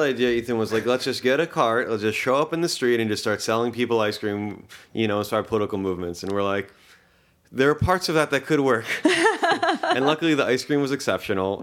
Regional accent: Baltimore, Maryland, United States; English is a second language; also born or lived in Tel Aviv, Israel; I was born in Tel Aviv in Israel. Uh, when I was five, uh, the family moved to Baltimore

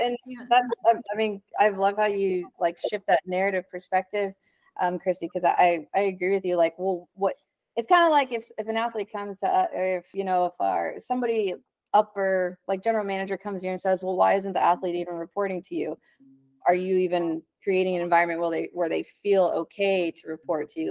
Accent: Dallas, Texas, United States; I'm from Dallas

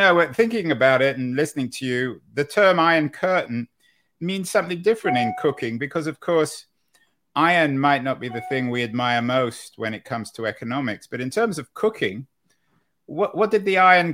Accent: England, United Kingdom; I grew up in England

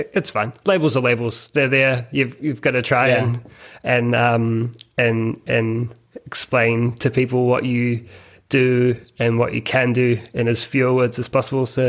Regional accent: Christchurch, Canterbury, New Zealand; moved away as an adult; also born or lived in Melbourne, Australia; now in Sydney, Australia; Christchurch Airport, which is close to where I grew up

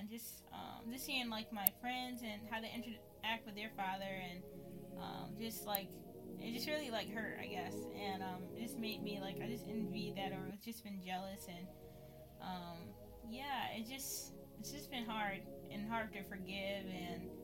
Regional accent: Syracuse, New York, United States; I was born and raised in Syracuse, New York. So, yeah, I've been living here my whole life

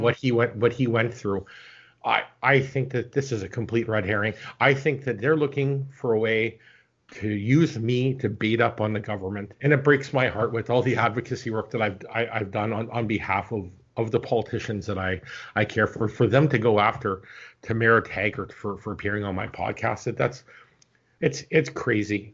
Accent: Canada; as a Canadian citizen

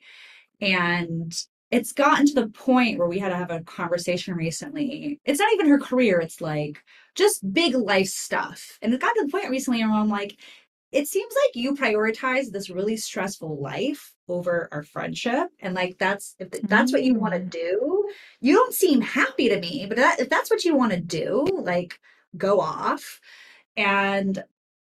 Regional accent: New York, United States; now in West Coast, United States; My family's Italian. Mm-hmm. We're from New York.

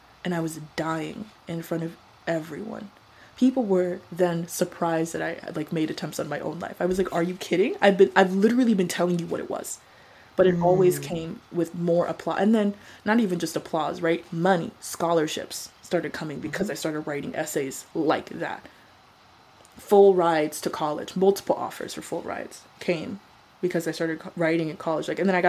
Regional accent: Colorado, United States; also born or lived in Arizona; I had to make it out of there. The suburbs of Arizona were not for me. I grew up in Colorado. I'm a mountain girl. Arizona, something different.

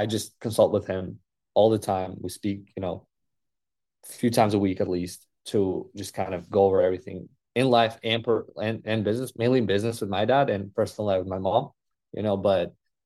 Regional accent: Uzbekistan; moved away; my culture where I come from Uzbek and Russian speaking culture

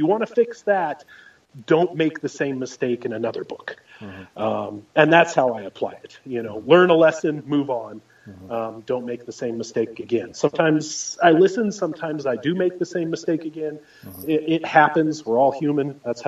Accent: Oregon, United States; I grew up in Oregon

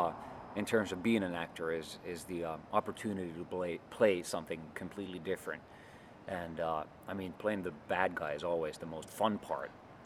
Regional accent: Helsinki, Uusimaa, Finland; Here in Helsinki.

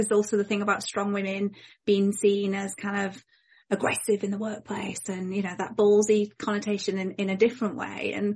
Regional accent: Yorkshire and the Humber, United Kingdom; I'm from Yorkshire

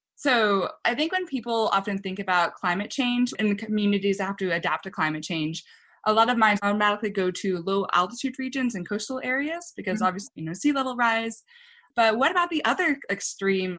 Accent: a small town in Texas, United States; I actually grew up in a small town in Texas

